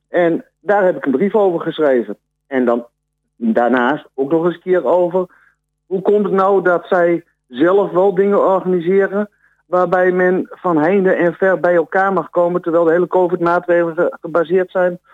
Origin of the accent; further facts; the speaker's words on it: Almelo, Overijssel, Netherlands; ik ben inwoner van Almelo